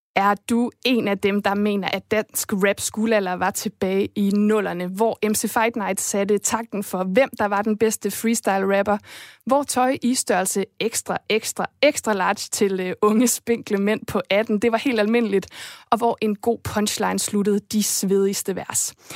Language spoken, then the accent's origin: Danish; Esbjerg, Southern Denmark, Denmark; jeg er selv fra Jylland, jeg er fra Esbjerg, det er den der jyske ro